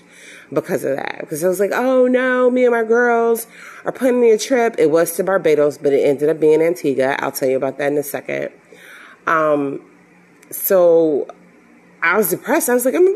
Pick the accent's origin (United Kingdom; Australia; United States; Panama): United States; Chicago, Illinois; even though I'm from Chicago, the health system that I worked for was located out of Birmingham, Alabama.